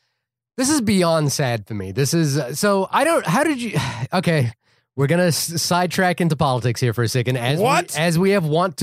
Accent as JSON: {"language": "English", "country": "New Zealand", "lives_now": "United States", "said": "I'm also a green card holder. I'm from New Zealand, so I'm not on the list for what it's worth."}